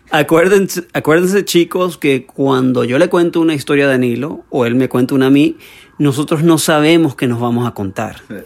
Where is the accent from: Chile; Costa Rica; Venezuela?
Venezuela; soy venezolano